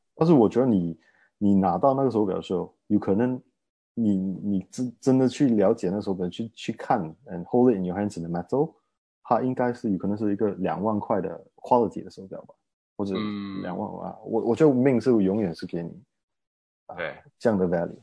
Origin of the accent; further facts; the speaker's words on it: Malaysia; 我是马来西亚人